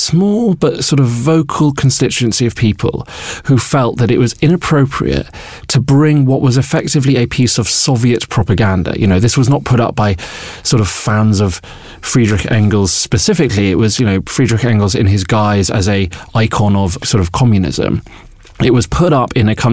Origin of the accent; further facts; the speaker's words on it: Bolton, North West England, United Kingdom; When I was growing up in Bolton